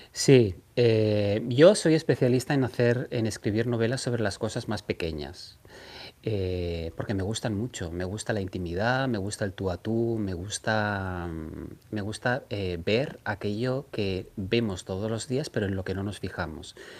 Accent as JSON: {"language": "Spanish", "region": "Catalonia", "country": "Spain", "said": "siendo catalán"}